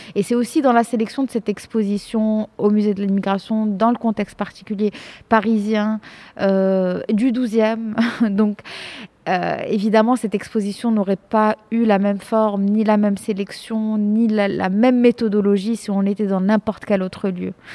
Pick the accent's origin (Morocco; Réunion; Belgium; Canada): Morocco; moved away as an adult; also born or lived in France; je suis marocaine euh, j'ai grandi enfin je suis née j'ai grandi au Maroc de famille de parents marocains